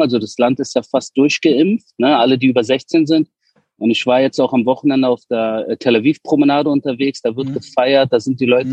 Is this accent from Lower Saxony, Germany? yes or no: no; Berlin, Germany; moved away as an adult; also born or lived in Wedding, Berlin; now in Israel; ich bin ja in Spandau Großhorn, geworden, also gut bürgerlich und entspannt und bin erst mit 13 nach Wedding gezogen